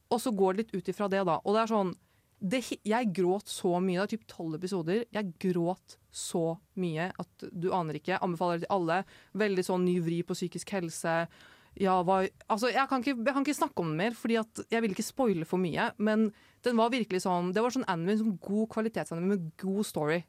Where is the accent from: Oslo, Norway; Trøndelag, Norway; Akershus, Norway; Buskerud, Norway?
Oslo, Norway; jeg er fra Oslo sentrum